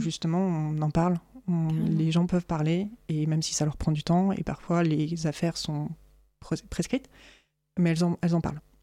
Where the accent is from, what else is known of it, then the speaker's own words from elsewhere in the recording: France; je suis française